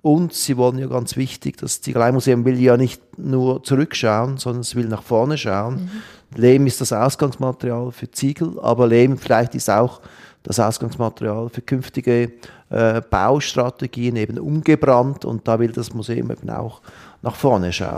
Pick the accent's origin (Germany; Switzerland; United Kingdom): Switzerland; bei uns in der Schweiz